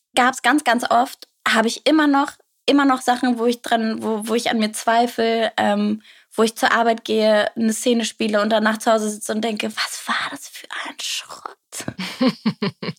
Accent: near Wolfsburg-Braunschweig, Lower Saxony, Germany; ich komme in der Nähe aus Wolfsburg-Braunschweig

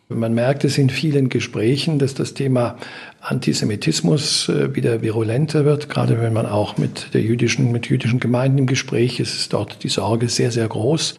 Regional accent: Germany; bei uns in Deutschland

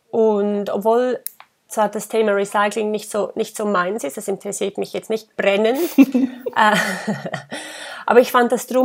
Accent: Graubünden, Switzerland; Ich bin ähm, im Engadin geboren und aufgewachsen

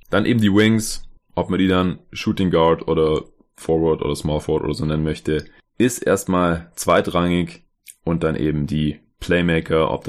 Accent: Stuttgart, Baden-Württemberg, Germany; now in Berlin, Germany; Ich war erst geschäftlich unterwegs in Stuttgart in meiner Heimatstadt, wo mein Arbeitgeber ist

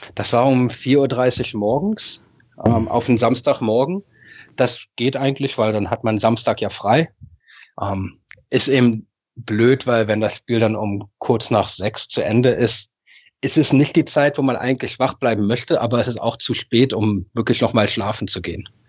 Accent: Berlin, Germany; now in Japan; aufgewachsen, geboren in Berlin, Westend, also schöne Ecke von Charlottenburg.

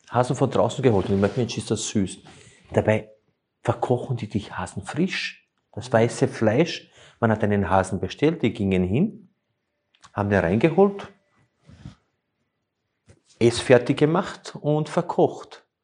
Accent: Slovenia; Es ist ja auch so, ich komme ja ursprünglich aus Slowenien und wir haben immer die Italiener bewundert, wenn sie bei Tisch saßen

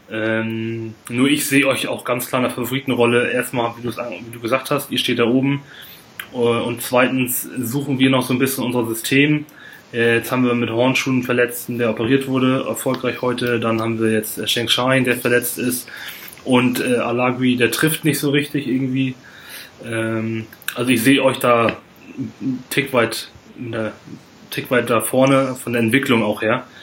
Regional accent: Lübeck, Schleswig-Holstein, Germany; für mich als äh, Nicht-Hamburger ist es, also ich komme aus Lübeck, ist es auch schon schwer, dann da anzureisen

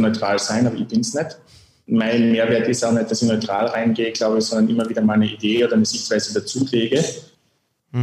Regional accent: Lavant Valley, Carinthia, Austria; now in Graz, Austria; dort, wo ich herkomme, ein kleines Tal

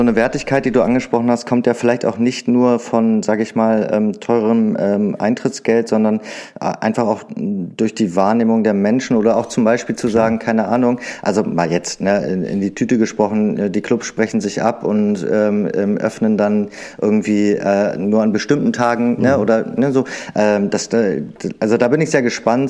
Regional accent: Berlin, Germany; Wir sind ja unter Berlinern hier

